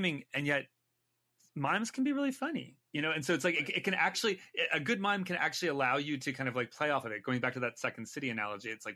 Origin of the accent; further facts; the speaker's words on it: California, United States; moved away as an adult; also born or lived in New York; I'm Californian